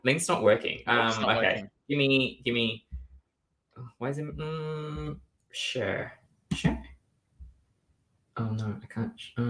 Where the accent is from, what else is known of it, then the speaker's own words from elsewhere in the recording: Canberra, Australian Capital Territory, Australia; Do you guys know I'm actually from Canberra?